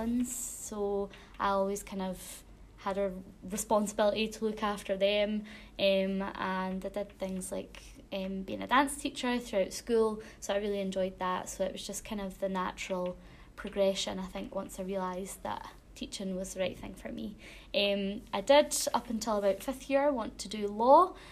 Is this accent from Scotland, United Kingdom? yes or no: yes; Alva, Scotland, United Kingdom; I'm from Alva, which is in a small council area called Clackmannanshire, not too far away from here. I went to school in Alva, so I went to Alva Academy